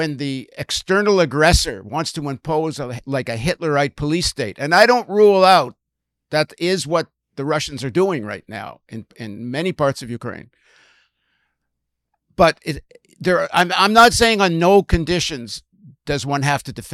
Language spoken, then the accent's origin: English; Canada; as a Canadian